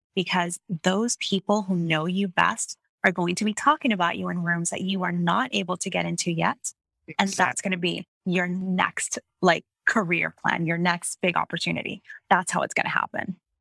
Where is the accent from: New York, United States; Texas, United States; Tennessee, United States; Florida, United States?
Florida, United States; Miami; also born or lived in Kissimmee, Florida; I was born in Miami, Florida, and I spent most of my childhood there